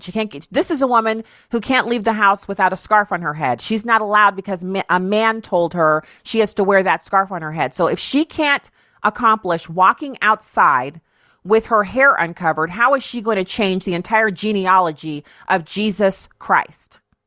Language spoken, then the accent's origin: English; United States; being an American citizen, being blessed to have been born here or to have been given citizenship here